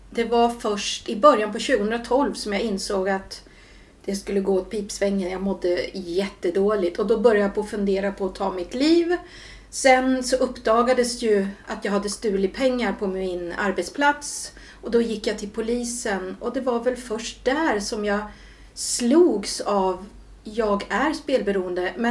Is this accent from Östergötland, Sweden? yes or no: no; Julita, Södermanland, Sweden; also born or lived in Stockholm; now in Katrineholm, Sweden; jag är uppväxt delvis i Stockholm ja. och sen i eh, Julita. Ja, som right. ligger utanför Katrineholm.